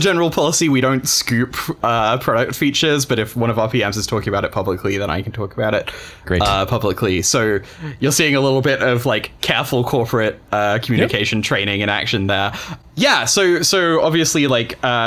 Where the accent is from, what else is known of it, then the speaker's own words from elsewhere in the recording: United Kingdom; being British and gay